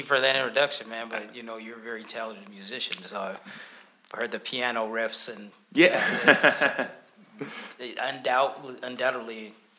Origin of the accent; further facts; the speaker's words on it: Tacoma, Washington, United States; also born or lived in Kampala, Uganda; So I was born in Kampala, Uganda. So my mom's Rwandan, my father's from the U.S., from Mississippi. And I was raised here in Tacoma, Washington. You know, I've lived here all my life. So, you know, I'm 52 now